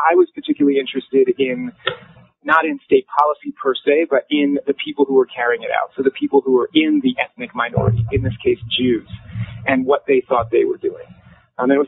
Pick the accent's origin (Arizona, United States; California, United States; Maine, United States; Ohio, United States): California, United States; Los Angeles; I was born in Los Angeles, California, good old California